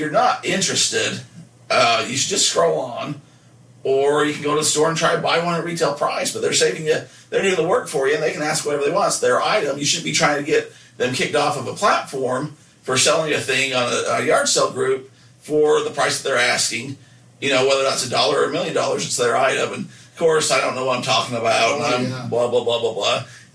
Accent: Nephi, Utah, United States; my hometown Nephi

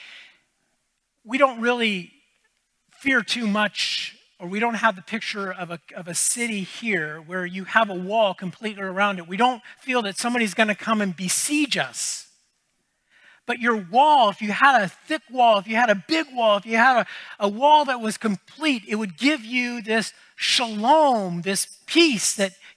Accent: United States; now in Canada; I grew up in the States

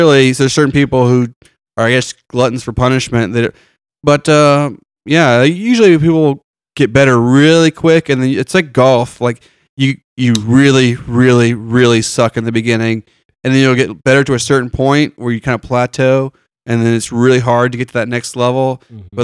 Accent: Spring, Texas, United States; moved away as an adult; also born or lived in Florida; I'm from the Houston area, like Spring mostly

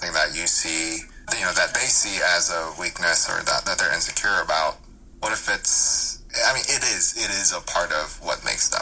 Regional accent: Atlanta, Georgia, United States; English is a second language; also born or lived in South Korea; I grew up in Atlanta

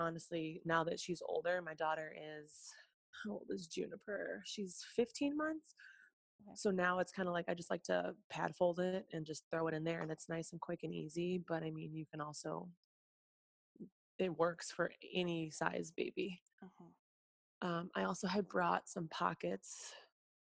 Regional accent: Chicago, Illinois, United States; also born or lived in Russia; now in Arizona, United States; I'm from Chicago

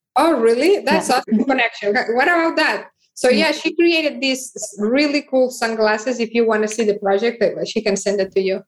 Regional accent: Barcelona, Catalonia, Spain; now in United States; I am originally from Barcelona and I moved to United States

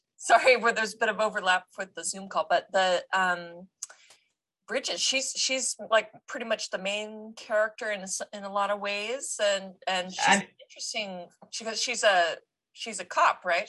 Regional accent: United States; us Americans

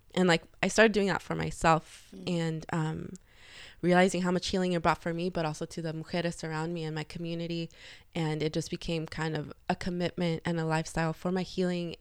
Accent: Los Angeles, California, United States; I grew up in the San Fernando Valley, 818

